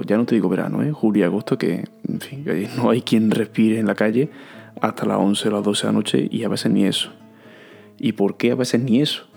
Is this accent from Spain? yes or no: yes; Córdoba, Andalusia, Spain; Y digo, de Villarrubia.